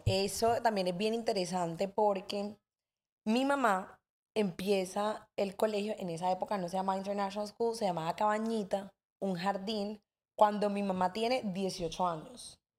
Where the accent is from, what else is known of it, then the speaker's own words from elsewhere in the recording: Cartagena, Bolívar, Colombia; somos aquí todos cartageneros